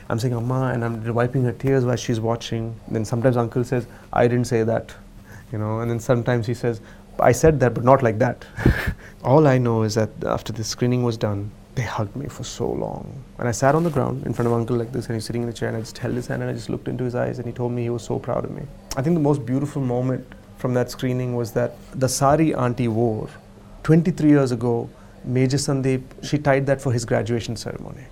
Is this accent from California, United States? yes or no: yes; Berkeley, California, United States; moved away as an adult; I grew up in Berkeley